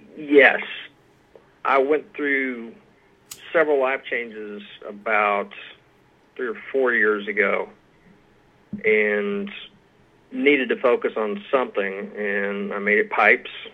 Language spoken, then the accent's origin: English; Aiken, South Carolina, United States; moved away as an adult; now in Georgetown, Kentucky, United States; I am from uh, and grew up in Aiken, South Carolina, which is about 20, 30 minutes from Augusta, Georgia.